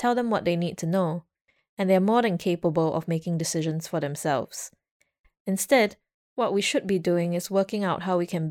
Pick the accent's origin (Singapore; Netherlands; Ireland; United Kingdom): Singapore; As a Singaporean